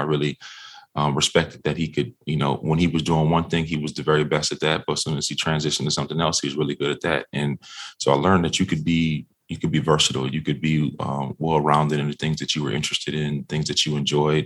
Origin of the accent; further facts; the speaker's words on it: Minnesota, United States; I grew up in Minnesota